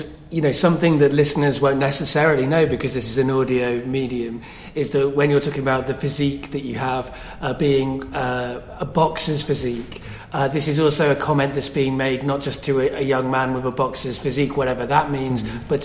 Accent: Coventry, West Midlands, United Kingdom; moved away; some of my childhood I lived in Coventry

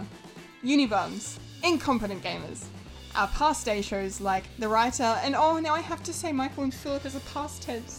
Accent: Australia; We're Australian

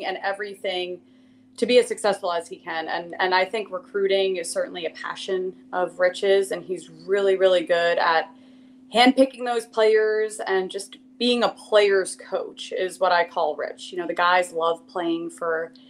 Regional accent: Princeton, New Jersey, United States; moved away as an adult; also born or lived in Los Angeles, California; Growing up in Princeton, New Jersey, I was a diver

